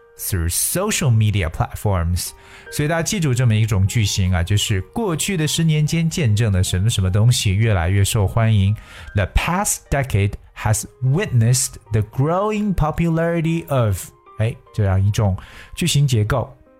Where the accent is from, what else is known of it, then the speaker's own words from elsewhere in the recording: China; 我们中国人作为游客来讲，可以说把足迹是撒遍了世界各地